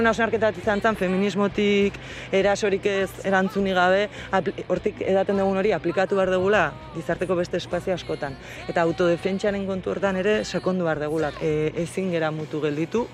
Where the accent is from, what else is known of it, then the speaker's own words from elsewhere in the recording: Basque Country, Spain; Euskal Herrian bizi naiz, Euskalduna naiz, emakumea naiz eta langilea naiz